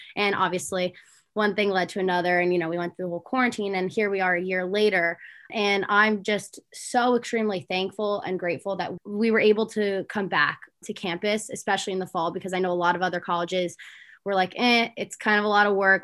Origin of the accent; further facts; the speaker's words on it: Little Falls, New Jersey, United States; I'm from Little Falls, New Jersey, so I'm the opposite and I'm northern.